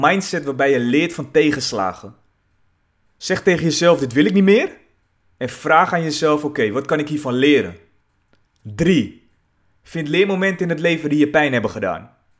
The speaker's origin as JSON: {"language": "Dutch", "town": "Zaandam", "region": "North Holland", "country": "Netherlands", "tie": "born or raised there", "said": "Ik ben geboren in Zaandam, de buurt Poelenburg"}